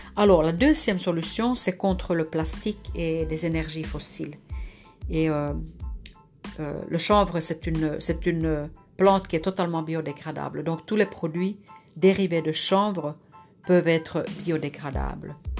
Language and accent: French; Lapland, Finland; moved away; je suis née dans le Grand Nord en Finlande, près de la nature, avec les animaux